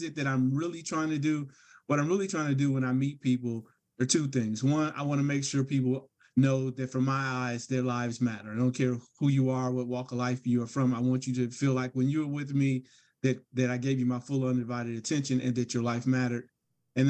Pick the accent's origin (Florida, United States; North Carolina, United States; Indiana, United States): Indiana, United States; Gary; I grew up in Gary, Indiana